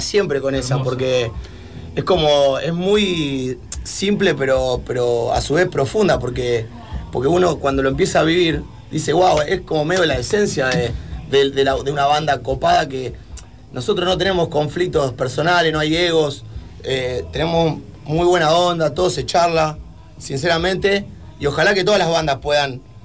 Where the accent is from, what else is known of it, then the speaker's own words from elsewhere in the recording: Murphy, Santa Fe, Argentina; now in Rosario, Argentina; Murphy, mi pueblo natal